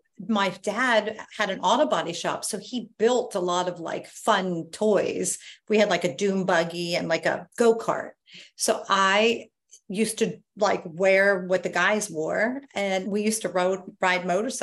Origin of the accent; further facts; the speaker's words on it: Lancaster County, Pennsylvania, United States; also born or lived in New York; I grew up in Lancaster County after I moved from New York, and I lived in a neighborhood with mostly boys.